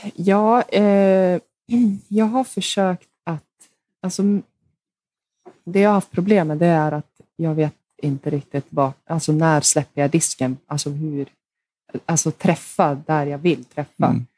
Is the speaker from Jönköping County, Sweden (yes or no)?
no; Hofors, Gävleborg County, Sweden; där spelade jag två år tror jag, hemma i Hofors